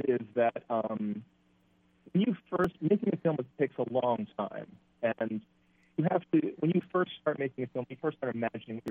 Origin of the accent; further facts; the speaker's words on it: New York City, New York, United States; New York City on August 28th, which is in a couple of days, which happens to also be my hometown and my birthday